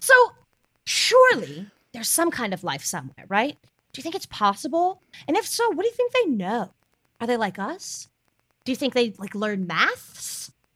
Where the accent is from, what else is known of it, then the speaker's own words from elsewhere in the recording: Hickory, North Carolina, United States; My hometown is Hickory